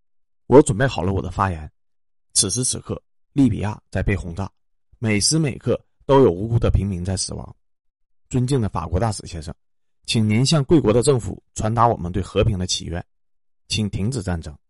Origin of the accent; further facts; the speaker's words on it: China; 正因为俄罗斯在我们面前踩了雷，所以作为中国人的我们才幡然醒悟